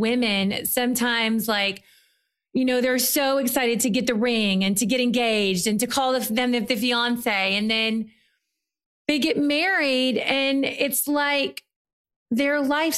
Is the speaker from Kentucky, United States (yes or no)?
yes; Murray, Kentucky, United States; moved away as an adult; also born or lived in New York / Europe; now in Los Angeles, United States; I'm from Murray, Kentucky